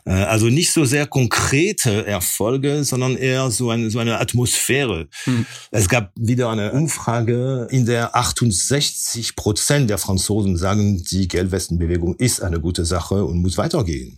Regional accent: near Rouen, Normandy, France; German is a second language; also born or lived in Corsica (family origin); now in Germany; bin ich in, der Normandie, in der Nähe von Rouen aufgewachsen

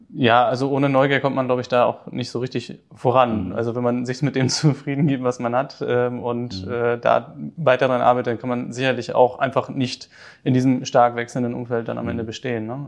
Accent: Hamburg, Germany; in den Norden äh, von Hamburg, wo ich aufgewachsen bin

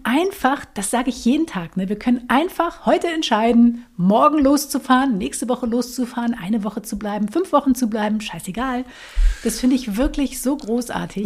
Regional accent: Lüneburg Heath, Lower Saxony, Germany; ich bin aufgewachsen in der Lüneburger Heide tatsächlich

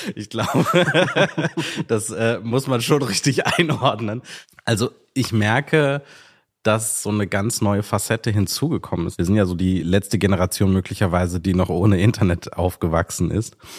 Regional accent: Sri Lanka; moved away; ich bin in Sri Lanka geboren

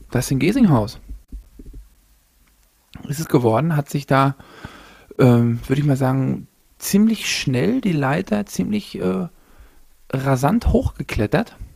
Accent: East Germany, Germany; born there; als geborener Ossi, habe ich so

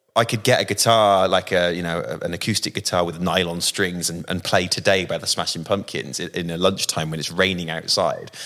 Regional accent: Bristol, South West England, United Kingdom; accent: West Country; I come from the West Country in, in, in Bristol and the accent there is more like that.

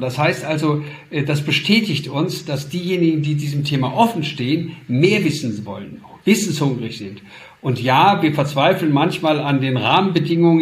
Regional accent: Duisburg, North Rhine-Westphalia, Germany; ich komme aus Duisburg, aus dem Ruhrgebiet

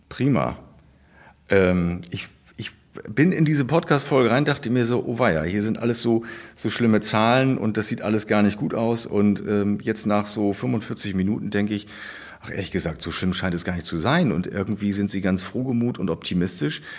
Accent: Baltic Sea coast, Germany; Ich bin ja auch an der Ostsee groß geworden

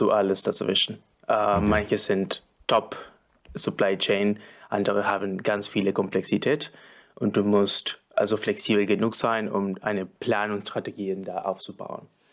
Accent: Argentina; moved away; ich komme aus Argentinien

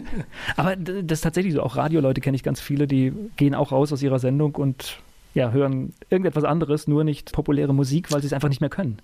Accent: Mainz, Rhineland-Palatinate, Germany; Ich bin in Mainz groß geworden, wohne jetzt auch in einem kleinen Weindorf.

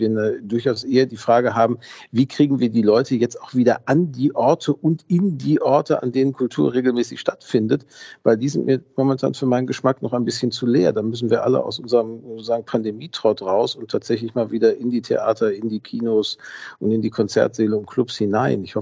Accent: Gelsenkirchen, North Rhine-Westphalia, Germany; Ich bin in Gelsenkirchen-Schalke tatsächlich aufgewachsen, also auch in dem Stadtteil.

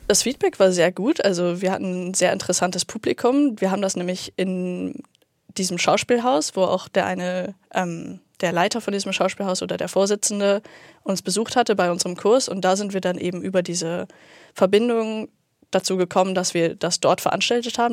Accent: Uelzen, Lower Saxony, Germany; moved away as an adult; now in Hamburg, Germany; bei uns in Uelzen, in der Kleinstadt

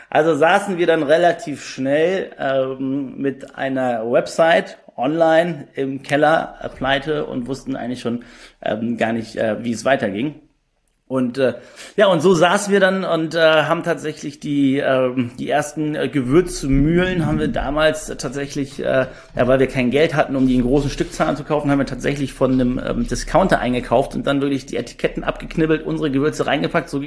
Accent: Düsseldorf, North Rhine-Westphalia, Germany; born there; 34 Jahre alt, bin gebürtiger Düsseldorfer und auch der Grund, warum Just Spices in Düsseldorf sitzt.

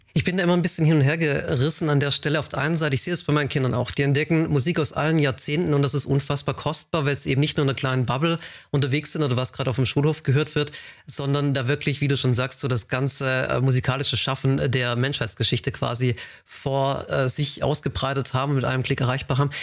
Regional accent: a small village near Tübingen, Baden-Württemberg, Germany; auf einem äh, kleinen Dorf aufgewachsen in der Nähe von Tübingen

